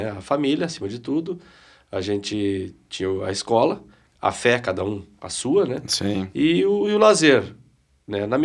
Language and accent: Portuguese; Piratini, Rio Grande do Sul, Brazil; Eu, eu sou de Piratini, né? Piratini. Piratini, que é a primeira capital farroupilha.